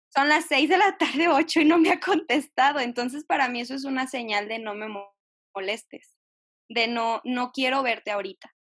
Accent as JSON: {"language": "Spanish", "region": "Jalisco", "country": "Mexico", "said": "soy de Jalisco"}